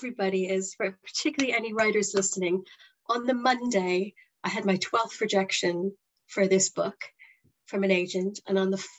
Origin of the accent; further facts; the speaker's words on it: Canada; moved away as an adult; also born or lived in Toronto; now in Plymouth, United Kingdom; I'm originally from Canada